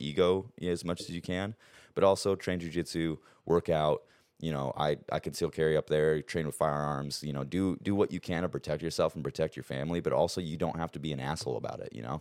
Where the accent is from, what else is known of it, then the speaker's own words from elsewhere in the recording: Arizona, United States; also born or lived in Montana; we grew up in Montana um, until I was about eight, and then I moved down to Arizona with my dad